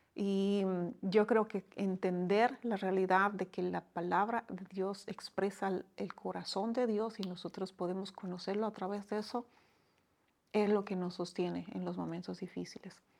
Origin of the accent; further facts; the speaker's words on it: Bolivia; moved away as an adult; now in Dominican Republic; Soy boliviana de, origen y ya muchos años acá